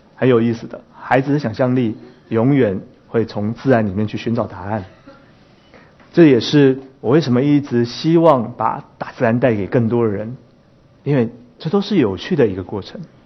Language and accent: Chinese; Taipei, Taiwan; 其实我是一个在台湾，台北市里面长大的孩子